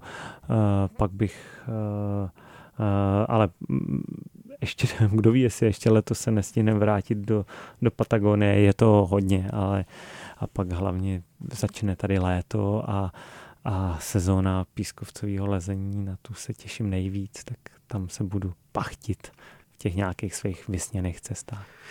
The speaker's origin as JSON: {"language": "Czech", "area": "Krkonoše", "region": "Hradec Králové Region", "country": "Czechia", "said": "Já jsem z Krkonož"}